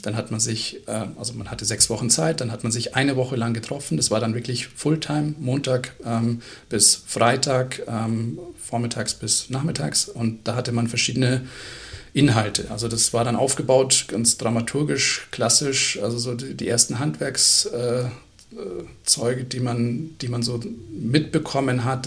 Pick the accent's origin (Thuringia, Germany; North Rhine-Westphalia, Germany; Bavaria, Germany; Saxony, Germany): Bavaria, Germany; Munich; Ich als Münchner